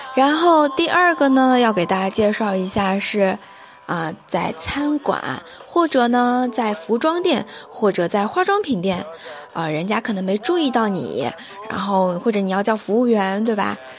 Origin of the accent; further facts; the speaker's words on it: China; 我们作为中国人啊